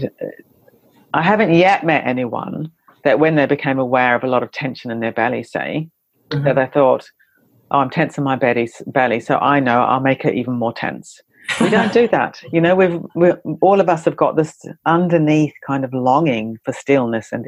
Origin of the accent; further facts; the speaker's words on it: New Zealand; I come from New Zealand